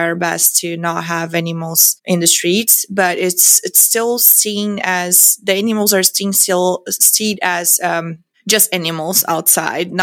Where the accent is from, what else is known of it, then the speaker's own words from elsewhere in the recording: São Miguel do Oeste, Santa Catarina, Brazil; moved away as an adult; I grew up in São Miguel do Oeste, Santa Catarina, Brazil